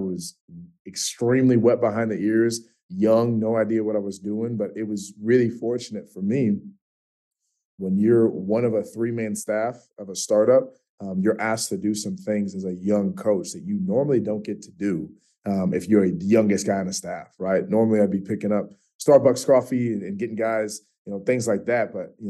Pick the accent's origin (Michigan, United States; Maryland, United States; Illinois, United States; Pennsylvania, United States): Illinois, United States; Chicago; moved away as an adult; also born or lived in Jackson, Mississippi / Wheaton, Illinois; now in Georgia, United States; So I'm from Chicago originally. I played my college ball. I went to a school in Mississippi, in Jackson, Mississippi, Belhaven University.